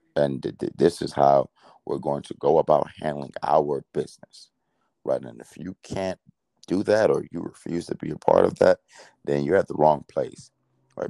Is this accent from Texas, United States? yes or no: no; Miami, Florida, United States; also born or lived in Nigeria; being from Miami